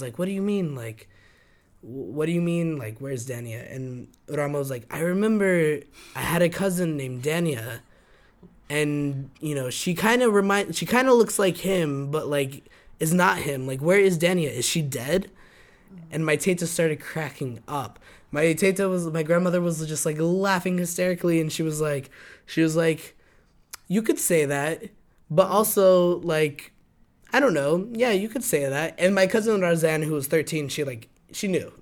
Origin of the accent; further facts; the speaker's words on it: Albuquerque, New Mexico, United States; moved away as an adult; now in New York, United States; growing up in Albuquerque, you sometimes just feel so enclosed to everything